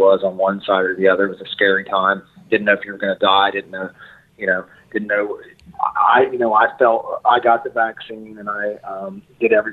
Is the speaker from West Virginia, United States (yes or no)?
yes; West Virginia, United States; being from West Virginia and being an American